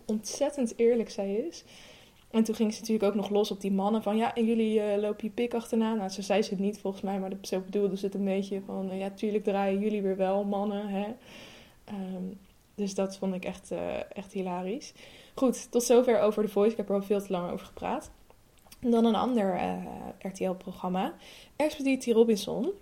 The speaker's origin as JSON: {"language": "Dutch", "town": "Amsterdam", "region": "North Holland", "country": "Netherlands", "said": "ik ben 25 jaar, ik kom uit Amsterdam."}